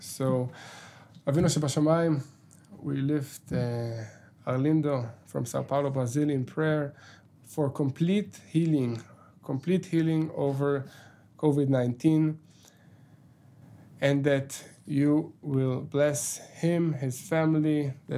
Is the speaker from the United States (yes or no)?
no; Israel; being an Israeli and, you know, going to the IDF